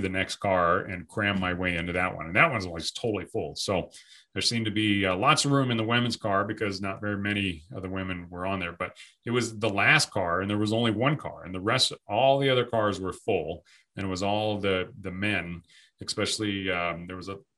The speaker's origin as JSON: {"language": "English", "country": "United States", "said": "an American man, a veteran"}